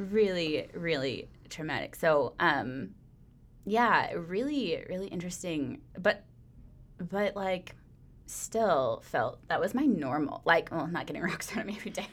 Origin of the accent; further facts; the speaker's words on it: Phillips, Wisconsin, United States; also born or lived in Woodruff, Wisconsin; my family moved to Phillips, Wisconsin. So, uh, that is a very small town up in the middle of nowhere. There are lots of beautiful lakes there, though.